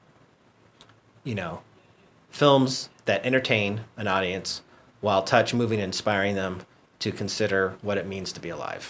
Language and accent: English; Guam; moved away as an adult; now in Los Angeles, United States; growing up on Guam, it's a tight-knit community